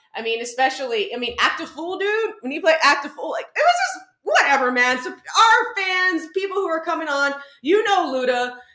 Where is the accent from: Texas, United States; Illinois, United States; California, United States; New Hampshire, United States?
Texas, United States; San Antonio; now in New York, United States; I grew up in San Antonio, legit, but I went to like high school on farmland, legit.